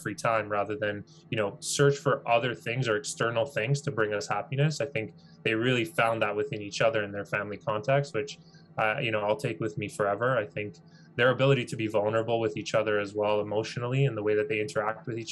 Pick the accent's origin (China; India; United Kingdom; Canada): Canada; Vaughan, Ontario; born and raised in Canada, born and raised in Vaughan, Ontario.